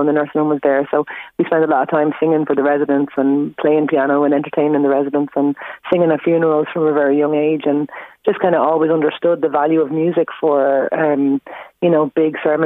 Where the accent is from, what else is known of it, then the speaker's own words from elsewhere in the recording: Dunboyne, Leinster, Ireland; also born or lived in Kilcock, Kildare / Trim, Meath; I grew up in Dunboyne and went to school in Dunchapplin and was there till like 2000